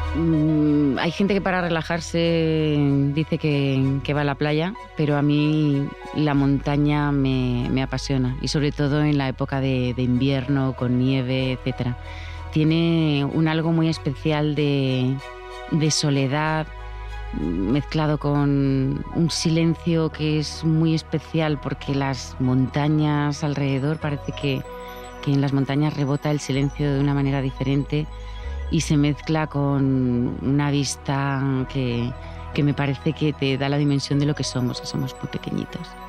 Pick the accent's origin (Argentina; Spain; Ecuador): Spain; Madrid, Community of Madrid; moved away; also born or lived in Alicante; nosotros somos madrileños, pero pasamos muchos años en Alicante